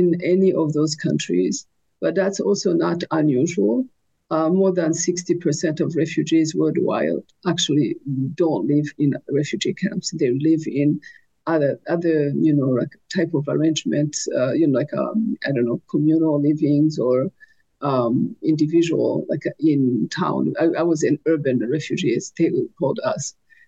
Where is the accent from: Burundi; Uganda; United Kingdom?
Burundi; also born or lived in Rwanda / France / Burkina Faso; now in North Dakota, United States; I was born in Burundi, and I lived in Burundi, Rwanda, France, Burkina Faso